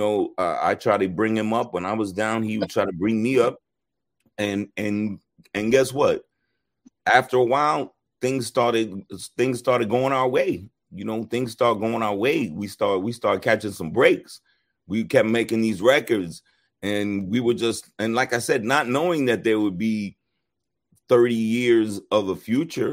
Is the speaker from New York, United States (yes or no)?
yes; New York City, New York, United States; where we grew up in New York, in Queens, New York